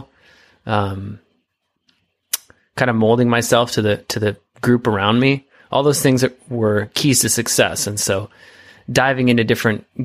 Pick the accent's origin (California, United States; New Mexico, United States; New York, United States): California, United States; Sonoma wine country, North Bay; It's a Sonoma wine country. Yeah. It's part of our culture. It's in our blood